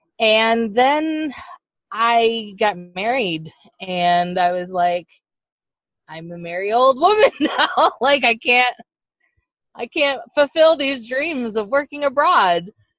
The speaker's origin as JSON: {"language": "English", "region": "Florida", "country": "United States", "tie": "born or raised there", "said": "And then I blame Epcot, because I grew up in Florida and went to Epcot a lot."}